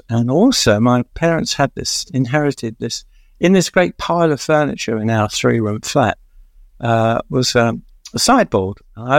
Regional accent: London, United Kingdom; also born or lived in Catford; I grew up in Stratford in East London in a flat

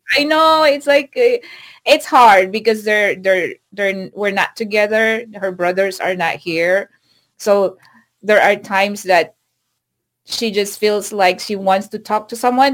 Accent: Philippines; moved away as an adult; now in United States; I went home to the Philippines last Christmas

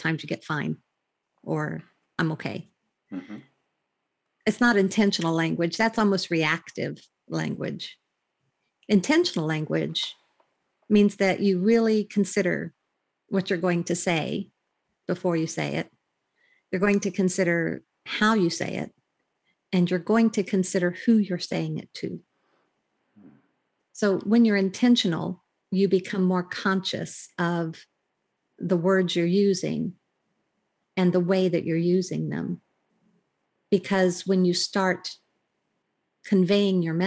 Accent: United States; moved away as an adult; now in United Kingdom; I'm in the UK right now, but I'm an American, and I'm also a Brit right now because I have my British citizenship. So, but I've been here for over 21 years.

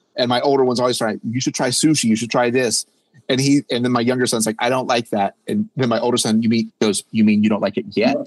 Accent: North Carolina, United States; we're from North Carolina, a medium sized community

